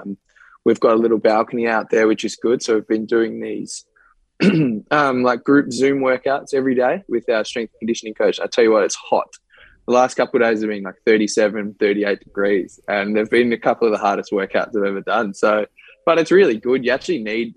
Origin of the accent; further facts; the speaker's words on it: Australia; we as Australian cricketers